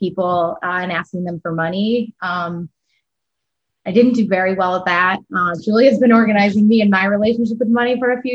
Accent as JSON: {"language": "English", "town": "Niagara Falls", "region": "New York", "country": "United States", "said": "I'm originally from Niagara Falls, New York."}